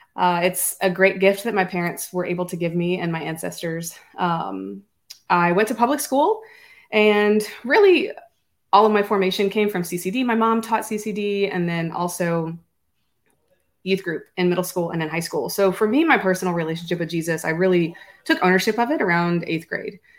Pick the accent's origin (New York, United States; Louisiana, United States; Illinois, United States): Louisiana, United States; also born or lived in Florida / Ohio; I was born and raised in Louisiana, stayed here most of my life